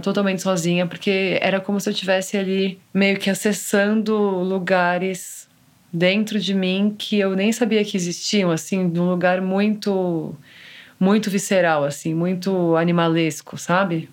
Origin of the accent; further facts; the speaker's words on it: São Paulo, Brazil; Eu sou de São Paulo